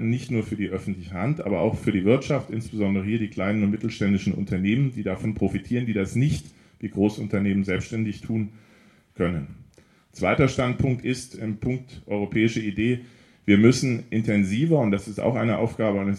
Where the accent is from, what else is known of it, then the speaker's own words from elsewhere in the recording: Kassel, Hesse, Germany; Jurist, 40 Jahre alt, gebürtig aus Kassel